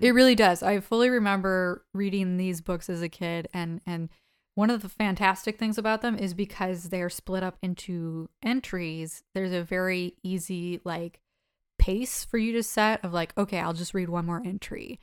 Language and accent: English; United States; I'm an American